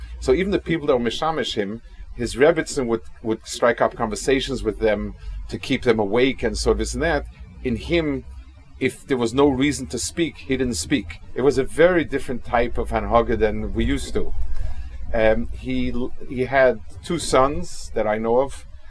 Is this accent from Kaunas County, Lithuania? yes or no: yes; Kaunas, Kaunas County, Lithuania; I hope I'm not disappointing the people that are focusing a lot on my hometown